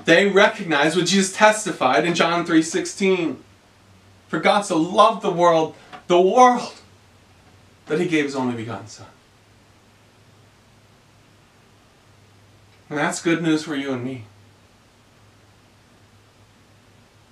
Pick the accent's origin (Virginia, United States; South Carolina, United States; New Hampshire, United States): South Carolina, United States; Greenville; I am a Southerner. I grew up in Greenville, South Carolina.